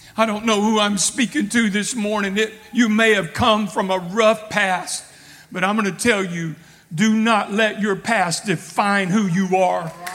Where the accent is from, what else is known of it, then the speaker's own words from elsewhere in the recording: Texas, United States; I'm a Texan